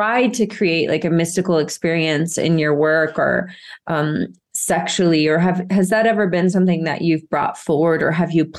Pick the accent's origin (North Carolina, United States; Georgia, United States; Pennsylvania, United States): Georgia, United States; Marietta; I grew up in Georgia